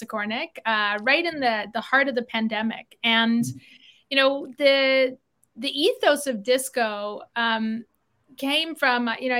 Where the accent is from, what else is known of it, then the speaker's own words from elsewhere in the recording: South Africa; now in Toronto, Canada; I grew up in South Africa. Moved to Canada in 92